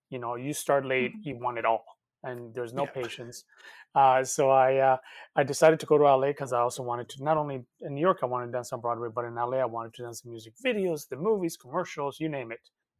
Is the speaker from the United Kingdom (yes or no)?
no; Canada; also born or lived in Cali, Colombia; I've always danced, even when I was a little boy in Colombia. But growing up in Canada